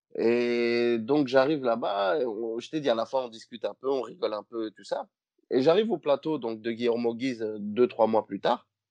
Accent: Liège, Wallonia, Belgium; chez nous à Liège

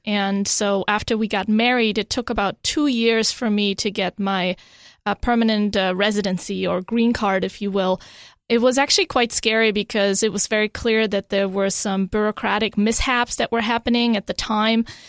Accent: Germany; also born or lived in Europe; now in United States; even though I was born in Germany, they didn't have birthright citizenship at the time. So I was born Italian. I didn't speak Italian

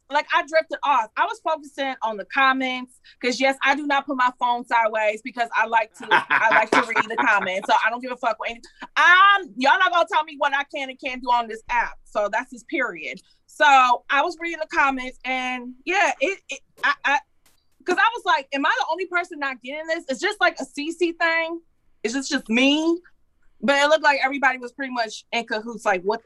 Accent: Carolina, United States; Carolina. Good. I'm from Carolina.

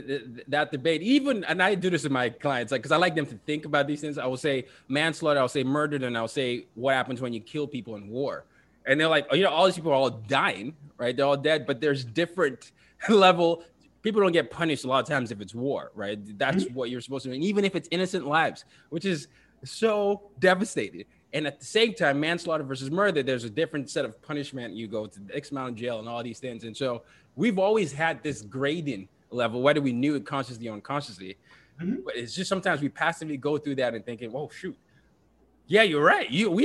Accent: Nigeria; now in United States; I'm from Nigeria, and we're getting ready for some elections

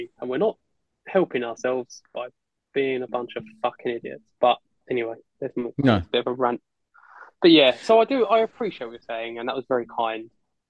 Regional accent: London, United Kingdom; stand there being like … I'm from London.

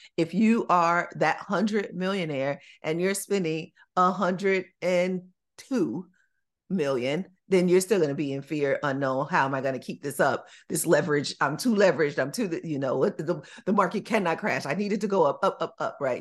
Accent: Chicago, Illinois, United States; When I was growing up in Chicago

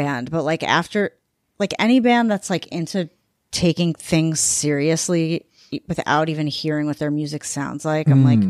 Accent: Syosset, New York, United States; Like I'm from Long Island too.

